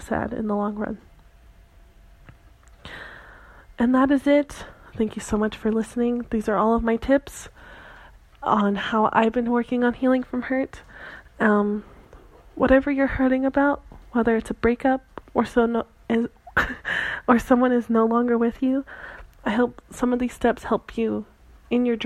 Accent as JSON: {"language": "English", "town": "Santa Cruz", "region": "California", "country": "United States", "tie": "born or raised there", "moved": "yes", "said": "my hometown of Santa Cruz"}